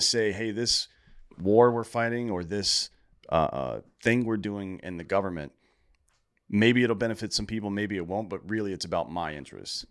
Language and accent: English; Greenville, South Carolina, United States; Greenville, South Carolina